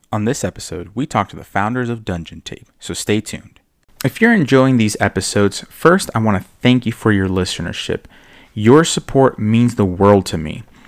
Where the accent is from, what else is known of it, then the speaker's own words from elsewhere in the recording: Miami, Florida, United States; now in Charlotte, United States; being Cuban, growing up in Miami